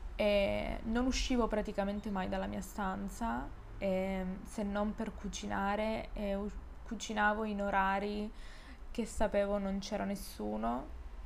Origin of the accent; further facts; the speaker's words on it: Calabria, Italy; moved away as an adult; now in Genoa, Italy; io sono calabrese